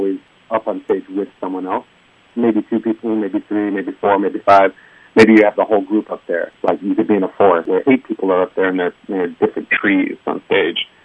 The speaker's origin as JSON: {"language": "English", "region": "Virginia", "country": "United States", "also_born_or_lived": "Beijing, China", "moved": "as an adult", "lives_now": "Taipei, Taiwan", "said": "I'm from Virginia in the U.S."}